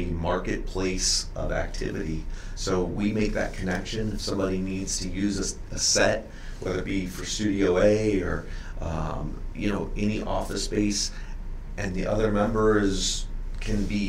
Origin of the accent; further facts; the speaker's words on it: St. Louis, Missouri, United States; Born and raised in St. Louis